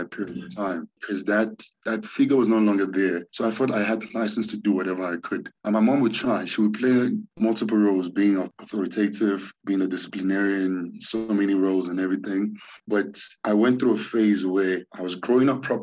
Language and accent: English; Nigeria; now in South Africa; So growing up in Nigeria as a kid, it was always a great home